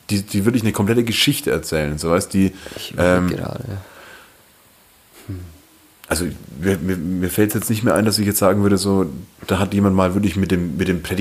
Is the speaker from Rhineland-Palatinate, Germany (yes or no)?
no; Fürth district, Bavaria, Germany; ich bin ja im Landkreis Fürth aufgewachsen